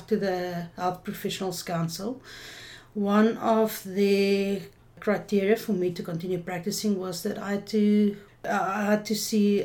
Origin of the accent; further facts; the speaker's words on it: Johannesburg, Gauteng, South Africa; I'm actually from Joburg originally.